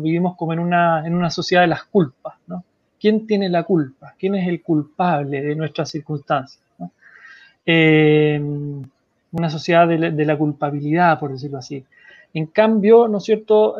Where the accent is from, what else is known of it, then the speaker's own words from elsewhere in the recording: Chile; como sociedad chilena